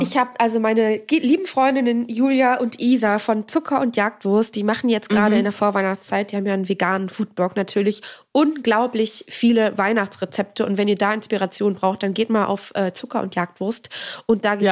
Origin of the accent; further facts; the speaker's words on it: Northern Germany, Germany; Wir kommen beide aus dem Norden